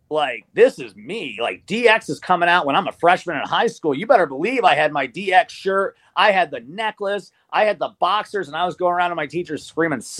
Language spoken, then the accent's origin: English; Norfolk, Virginia, United States; born there; I was born initially in Norfolk, Virginia, so I am a Redskins